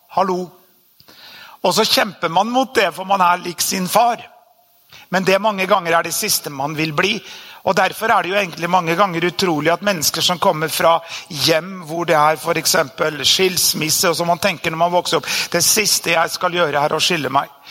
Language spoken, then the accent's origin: Norwegian; Norway; born or raised there